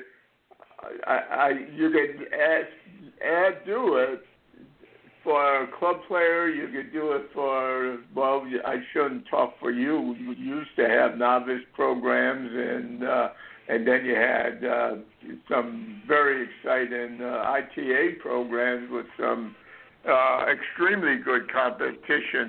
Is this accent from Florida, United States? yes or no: yes; Florida, United States; when we grew up in Florida